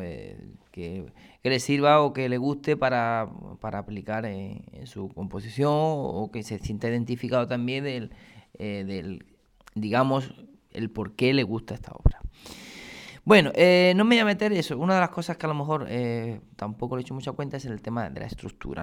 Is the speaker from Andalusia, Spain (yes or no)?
yes; Granada, Andalusia, Spain; now in Córdoba, Spain; soy granadino, o granaíno, mejor dicho, ¿no? Eh, aunque llevo muchos años ya aquí afincado en Córdoba.